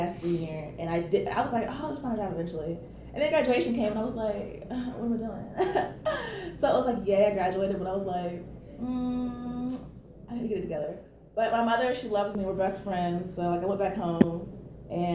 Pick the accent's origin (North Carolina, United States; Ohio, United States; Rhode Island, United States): North Carolina, United States; moved away as an adult; also born or lived in Ithaca, New York; now in Atlanta, United States; I'm from North Carolina